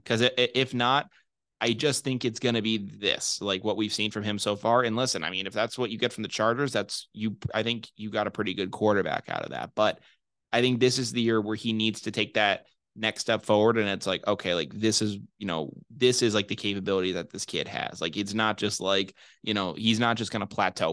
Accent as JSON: {"language": "English", "region": "Massachusetts", "country": "United States", "said": "I'm from Massachusetts"}